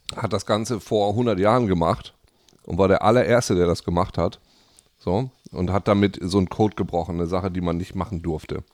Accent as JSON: {"language": "German", "country": "Germany", "moved": "yes", "said": "in der kleinen Stadt, wo ich herkomme, in Lea"}